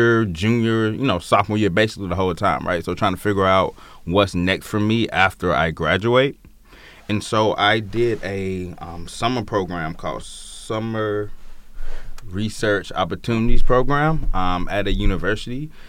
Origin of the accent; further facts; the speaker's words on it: Opelika, Alabama, United States; accent: country twinge; moved away as an adult; also born or lived in Mobile, Alabama; I'm from Alabama, born and raised in a town called Opelika, Alabama